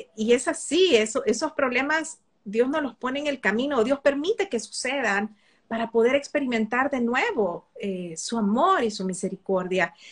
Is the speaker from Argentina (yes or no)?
no; El Salvador; Eso es lo que somos los salvadoreños